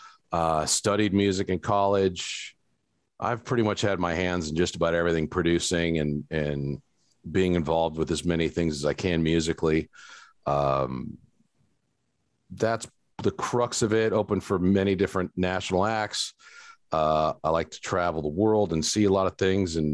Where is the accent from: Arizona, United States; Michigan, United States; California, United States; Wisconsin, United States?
Arizona, United States; Phoenix; moved away as an adult; now in Pflugerville, United States; I'm originally from Phoenix, Arizona.